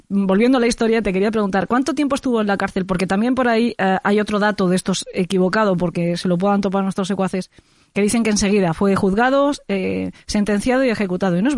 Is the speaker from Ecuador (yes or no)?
no; Alicante, Valencian Community, Spain; yo no soy de Villajoyosa, pero Villajoyosa está en Alicante